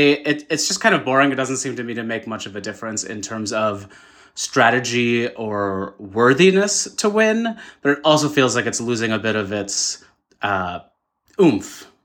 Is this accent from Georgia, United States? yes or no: no; Brooklyn, New York, United States; I'm from Brooklyn.